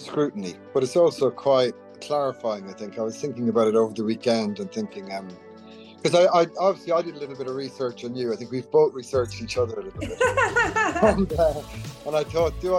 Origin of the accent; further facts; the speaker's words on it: County Longford, Ireland; moved away as an adult; also born or lived in Northern Ireland / London / Dubai; I grew up in County Longford on a farm.